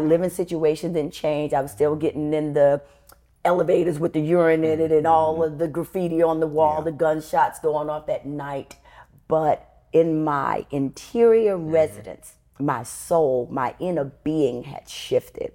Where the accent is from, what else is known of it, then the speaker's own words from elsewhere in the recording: New York City, New York, United States; I was born and raised in the Bronx, New York